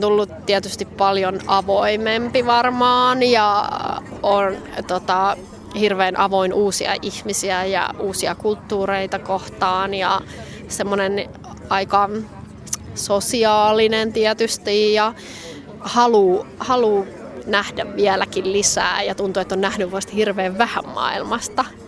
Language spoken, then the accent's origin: Finnish; Finland; moved away as an adult; also born or lived in Bethlehem; now in Kabul, Afghanistan; mulle Suomi on tosi tärkeä, se on mun kotimaa